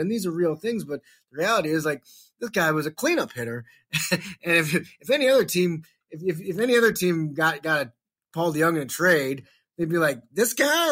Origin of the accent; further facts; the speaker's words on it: St. Louis, Missouri, United States; I grew up in Saint Louis